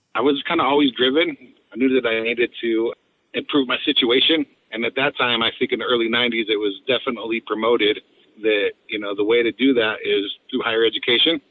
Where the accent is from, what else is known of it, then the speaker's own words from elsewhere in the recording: Delta, Colorado, United States; I have a lot of love for my hometown. Delta was a place where I was raised